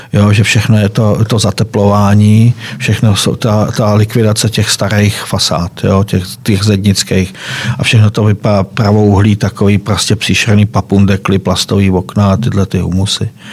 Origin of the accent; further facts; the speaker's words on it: Rotava, Karlovy Vary Region, Czechia; moved away as an adult; also born or lived in Prostějov / Kraslice; Kraslice, já jsem tam bydlel od svých 14 eh, do 18 let. Předtím jsem bydlel ještě ve větší dítě jménem Rotava